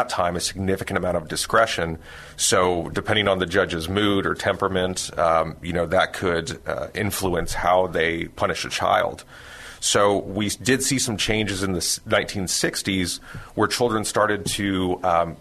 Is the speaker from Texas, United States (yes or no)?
yes; San Antonio, Texas, United States; also born or lived in Austin; Born and raised in San Antonio.